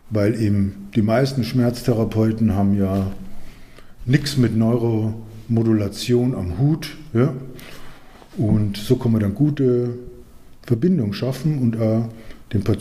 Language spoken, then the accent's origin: German; Munich, Bavaria, Germany; ich komme ja eigentlich aus München und hier bin ich jetzt in Unterfranken und das sind doch 300 Kilometer dazwischen